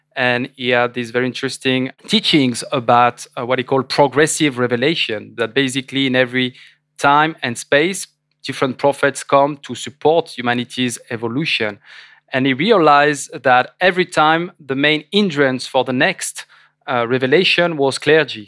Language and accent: English; France; I was French